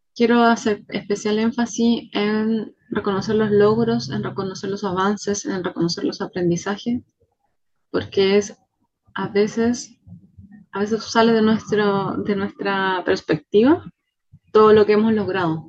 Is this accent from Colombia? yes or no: no; Chile; Soy chilena